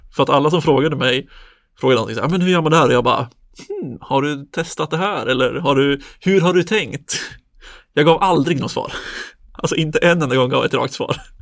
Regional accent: Söderhamn, Gävleborg County, Sweden; now in Stockholm, Sweden; bor i Stockholm, kommer från Söderhamn

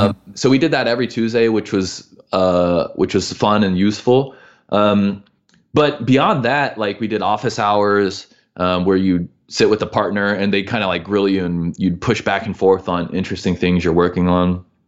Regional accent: Midwest, United States; moved away as an adult; also born or lived in Missouri / Illinois; we're from the Midwest

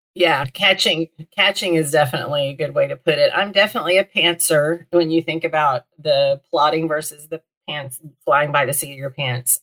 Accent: Little Rock, Arkansas, United States; also born or lived in Texas; I was born in Northwest Arkansas, where I live now, and lived in Little Rock for my first 13 years

